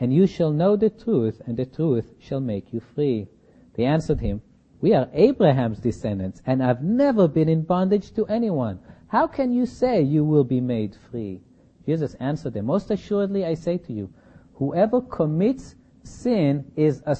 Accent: Berkeley, California, United States; I come from Berkeley

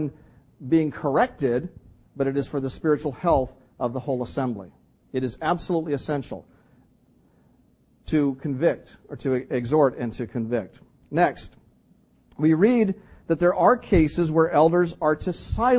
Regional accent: Canada; I'm Canadian

